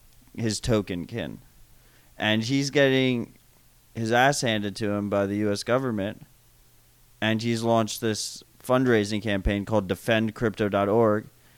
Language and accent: English; United States; I'm an American person